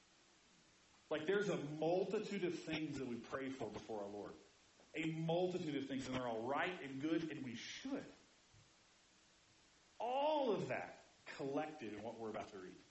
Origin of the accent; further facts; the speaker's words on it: Indiana, United States; moved away; I grew up in Indiana where we yelled all the time.